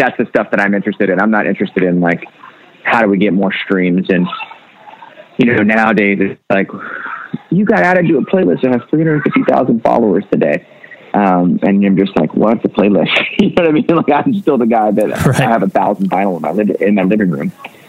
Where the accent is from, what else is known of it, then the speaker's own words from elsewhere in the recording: the South, United States; Growing up in the South, you're taught like this is the devil's music.